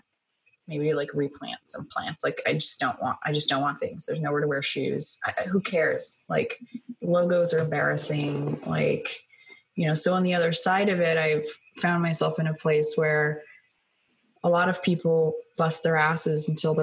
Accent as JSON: {"language": "English", "town": "Sacramento", "region": "California", "country": "United States", "said": "I'm from Sacramento, California, you know, I'm from like a cow town."}